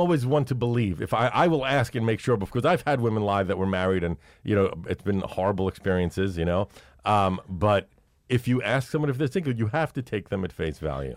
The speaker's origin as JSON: {"language": "English", "town": "Brooklyn", "region": "New York", "country": "United States", "tie": "born or raised there", "also_born_or_lived": "Manhattan"}